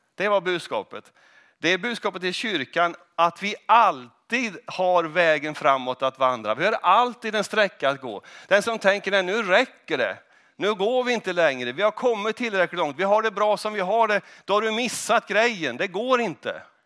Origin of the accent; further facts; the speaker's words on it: Kristinehamn, Värmland, Sweden; moved away as an adult; also born or lived in Mariestad; now in Huddinge, Sweden; när jag växte upp i Kristinehamn